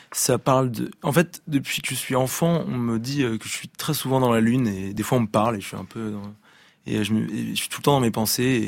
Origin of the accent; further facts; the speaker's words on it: Brittany, France; accent: French; je suis breton finalement